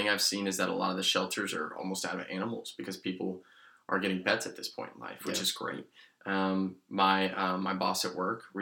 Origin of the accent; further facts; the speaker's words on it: Asheville, North Carolina, United States; moved away as an adult; now in Cary, United States; James and I, we're both from Asheville, North Carolina.